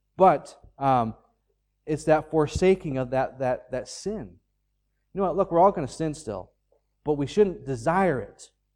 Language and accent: English; United States; now in Ireland; I'm an American citizen.